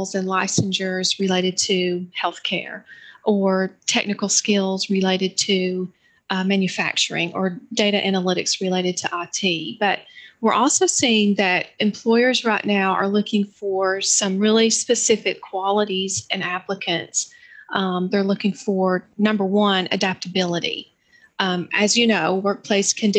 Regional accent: Johnson City, Tennessee, United States; I was born and raised in Johnson City

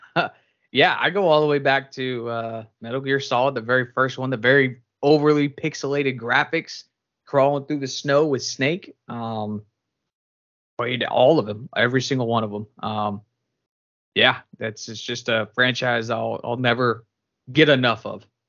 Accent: California, United States; moved away; also born or lived in Boston; I'm from California originally

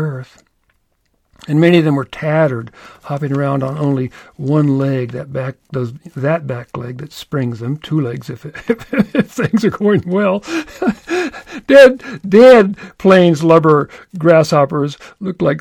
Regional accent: Louisville, Kentucky, United States; I was born in Louisville, Kentucky

